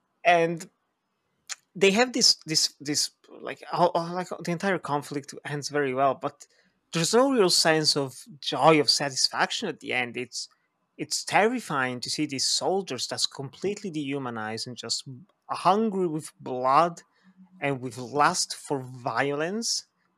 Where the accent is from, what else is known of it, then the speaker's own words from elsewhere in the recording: Philippines; I come from the Philippines.